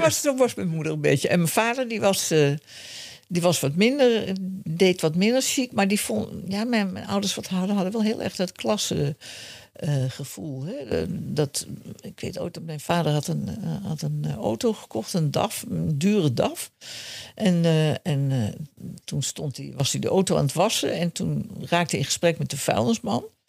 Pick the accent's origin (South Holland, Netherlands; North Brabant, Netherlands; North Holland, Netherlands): North Holland, Netherlands; Amsterdam; ik ben eh, opgegroeid in Amsterdam-Zuid